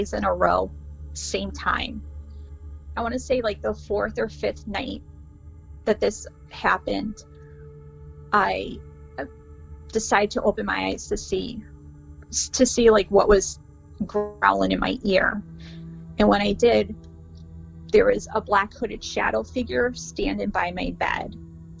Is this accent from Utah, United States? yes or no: no; Meriden, Connecticut, United States; I'm from Meriden, Connecticut